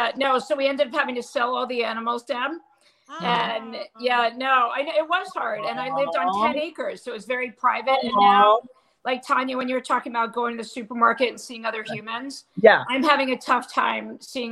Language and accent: English; New York, United States; now in New Jersey, United States; I'm a New Yorker.